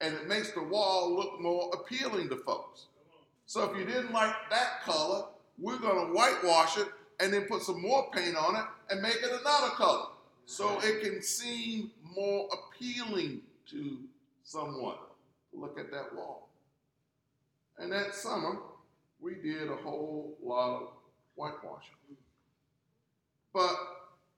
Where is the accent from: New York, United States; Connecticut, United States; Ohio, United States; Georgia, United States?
Georgia, United States; Gray; growing up in Gray, Georgia